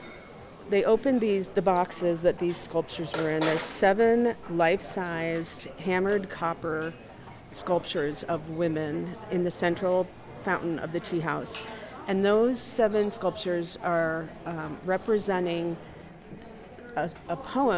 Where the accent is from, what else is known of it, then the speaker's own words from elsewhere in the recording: United States; as an American woman